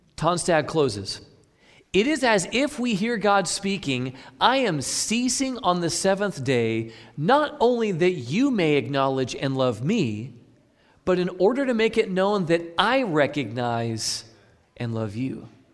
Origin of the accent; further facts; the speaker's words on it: Midwest, United States; I'm from the Midwest